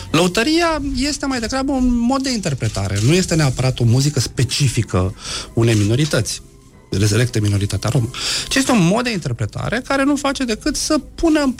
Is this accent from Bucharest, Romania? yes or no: no; Galați, Galați County, Romania; pe lângă faptul că sunt rom, mai sunt și gălățean